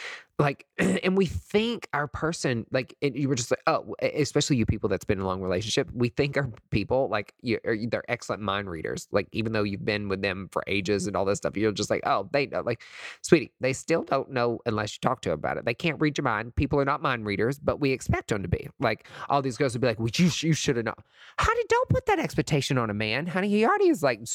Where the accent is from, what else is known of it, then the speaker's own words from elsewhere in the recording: East Tennessee, United States; I'm from East Tennessee